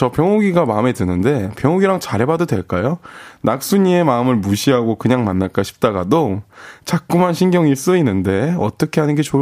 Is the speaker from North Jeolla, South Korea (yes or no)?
no; Wonju, Gangwon, South Korea; 저 강원도 원주.